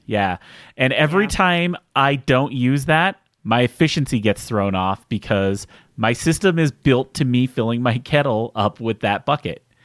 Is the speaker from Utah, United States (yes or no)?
yes; Salt Lake City, Utah, United States; I'm from Salt Lake